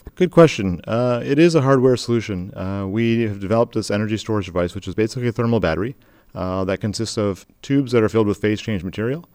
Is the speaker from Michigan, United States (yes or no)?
yes; Michigan, United States; where I grew up and, and born and raised in Michigan